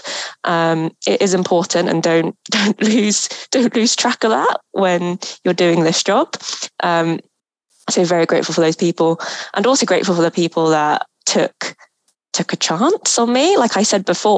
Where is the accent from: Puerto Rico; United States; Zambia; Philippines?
Philippines; moved away; I'm originally from the Philippines